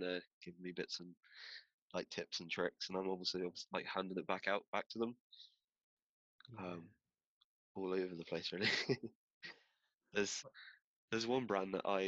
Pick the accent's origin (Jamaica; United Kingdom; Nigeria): United Kingdom; Bristol, South West England; I'm from Bristol, southwest of England